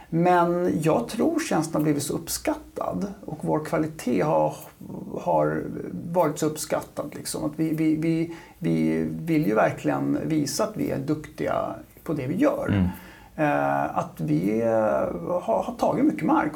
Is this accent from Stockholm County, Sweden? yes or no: yes; Huddinge, Stockholm County, Sweden; also born or lived in Hägersten; jag är från Huddinge. Mm. Eh, Huddinge-grabb